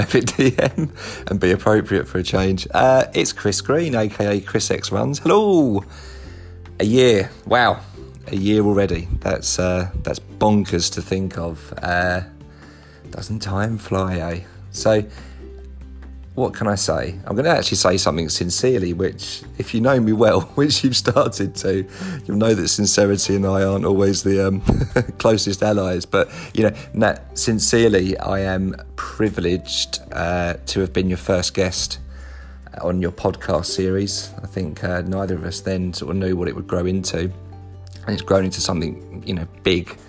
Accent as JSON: {"language": "English", "region": "Wales", "country": "United Kingdom", "accent": "Welsh", "said": "my Welsh accent"}